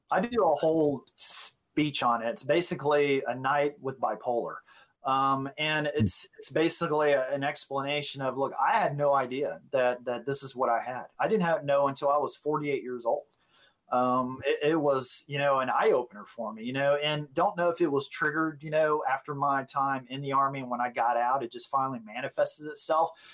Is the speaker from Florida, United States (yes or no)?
yes; Gulf Breeze, Florida, United States; moved away as an adult; also born or lived in South Dakota; now in Tennessee, United States; we moved back to uh, to Florida, Gulf Breeze, Florida. It was my hometown